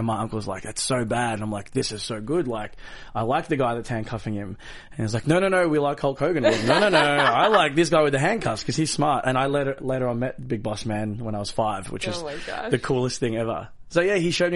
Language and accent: English; Australia; I was born in Australia